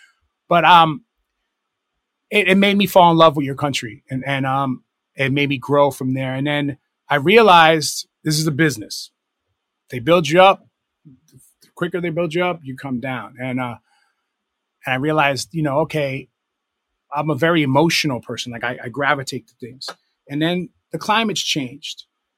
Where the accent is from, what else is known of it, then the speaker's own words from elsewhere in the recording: United States; a big portion of my 20s in that time was being English, like being this American DJ in England and like running around London, man